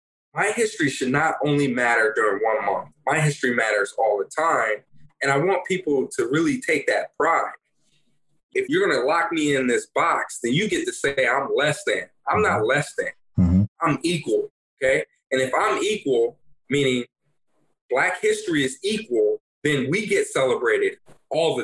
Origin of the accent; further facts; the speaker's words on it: California, United States; moved away as an adult; I grew up in California